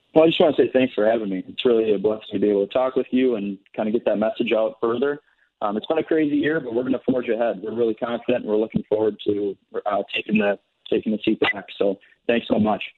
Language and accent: English; White Bear Lake, Minnesota, United States; I grew up here in White Lake. I'm a sixth generation here in the district.